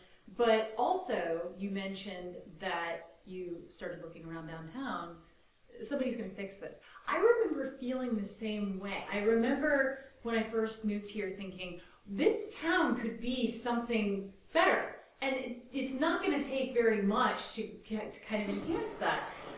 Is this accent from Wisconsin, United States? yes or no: no; Virginia, United States; also born or lived in New York City / Jefferson County; I've lived in Jefferson County since 2008 and grew up in Virginia as well, moved to New York City, and then moved here. I was working in Northern Virginia